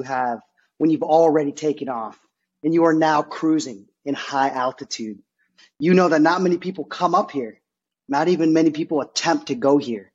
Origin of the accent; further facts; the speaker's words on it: Dublin, Ohio, United States; also born or lived in India / Philadelphia; We knew we were lucky when we grew up in Dublin, Ohio.